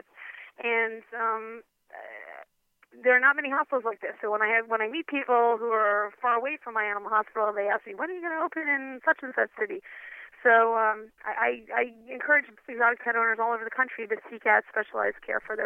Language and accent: English; New York City, New York, United States; I grew up in New York City on the eighth story of a high-rise building on the Upper East Side